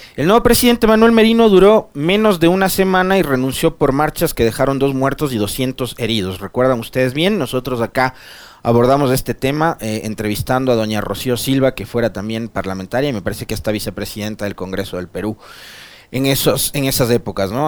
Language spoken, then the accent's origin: Spanish; San Miguel, Bolívar, Ecuador; yo no soy de Guaranda, mi familia tampoco, somos de San Miguel pero sí de la provincia de Bolívar